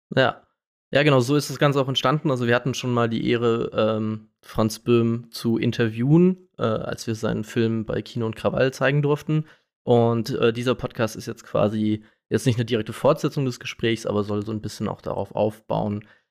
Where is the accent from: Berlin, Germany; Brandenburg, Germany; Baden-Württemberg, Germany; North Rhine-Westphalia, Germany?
Baden-Württemberg, Germany; Karlsruhe; ich bin aus Karlsruhe